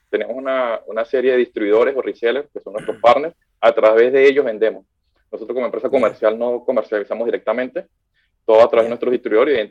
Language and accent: Spanish; Venezuela; de Venezuela.